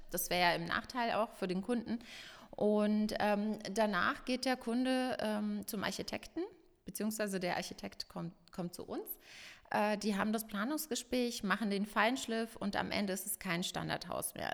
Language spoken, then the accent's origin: German; Ingolstadt, Bavaria, Germany; ich bin eine gebürtige Ingolstädterin